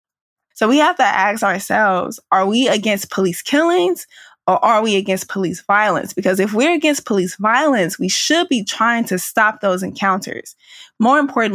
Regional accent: St. Louis, Missouri, United States; I grew up at the edge of South St. Louis, right near the downtown area

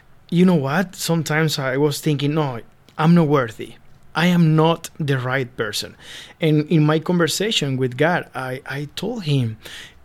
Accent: Venezuela; moved away as an adult; now in Canada; I am originally from Venezuela, and I arrived in Canada 5 years and a half ago

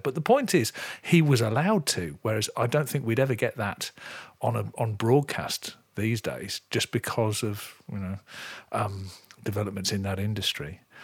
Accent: near Coventry, West Midlands, United Kingdom; I grew up in the Midlands, really close to Coventry

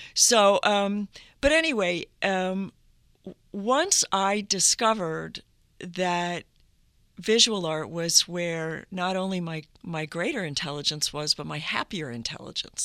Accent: Duluth, Minnesota, United States; moved away; I, I grew up in northern Minnesota. I was born in Duluth, Minnesota

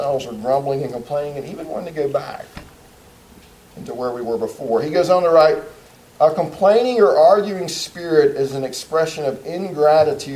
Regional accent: United States; as an American citizen

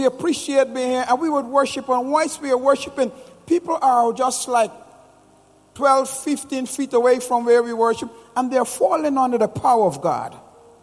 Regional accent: Guyana; moved away; I'm originally from Guyana

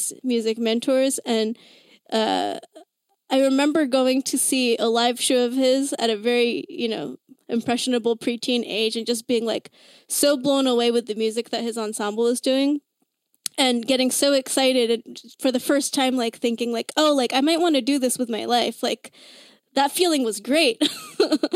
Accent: Bay Area, California, United States; I grew up in the Bay Area

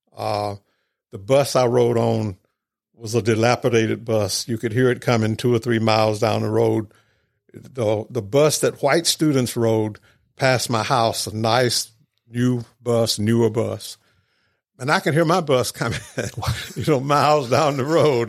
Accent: Mendenhall, Mississippi, United States; moved away as an adult; also born or lived in California; grew up in Mendenhall

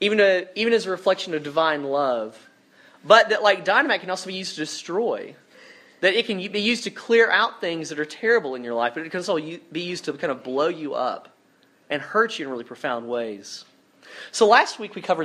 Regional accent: Dothan, Alabama, United States; I'm from a small town in South Alabama, a place called Dothan

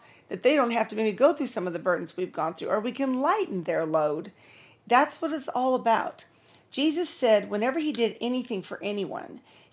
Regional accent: California, United States; moved away as an adult; also born or lived in Nebraska / Texas; Then we moved on to California, lived with my family till I was 23

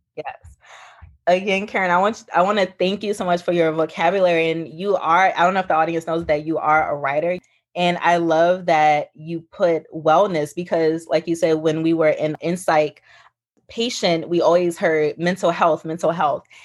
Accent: New Orleans, Louisiana, United States; also born or lived in Houston, Texas; now in Southern California, United States; I was born and raised in New Orleans, Louisiana, but I was raised a little bit with my grandmother who lived in Houston.

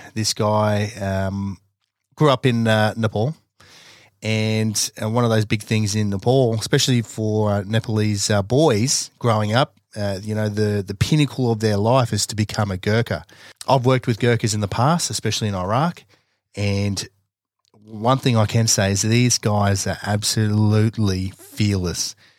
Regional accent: Australia; most of us have grown up here in Australia

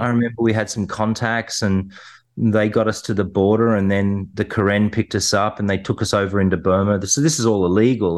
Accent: New South Wales, Australia; where I grew up in the Western suburbs.

